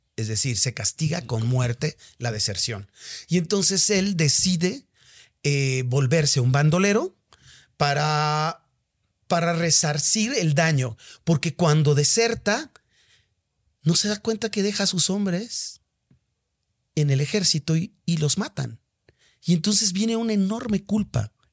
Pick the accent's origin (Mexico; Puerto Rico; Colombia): Mexico; soy mexicano y porque amo mi país